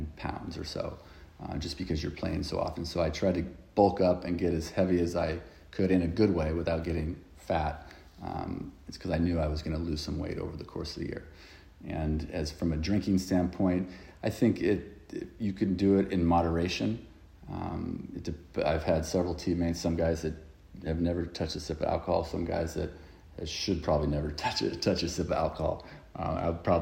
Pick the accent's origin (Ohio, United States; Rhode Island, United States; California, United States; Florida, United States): California, United States; right outside of Los Angeles, Southern; moved away as an adult; also born or lived in Philadelphia; now in London, United Kingdom; I grew up in Southern California, right outside of Los Angeles